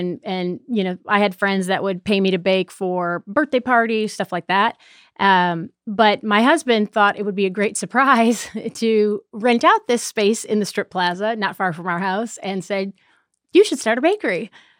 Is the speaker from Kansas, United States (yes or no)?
no; Buffalo, New York, United States; now in Charlotte, United States; Buffalo, New York.